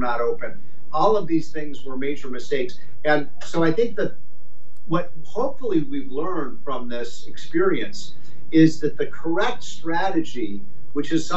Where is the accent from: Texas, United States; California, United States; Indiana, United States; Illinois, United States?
Illinois, United States; Chicago; I'm from Chicago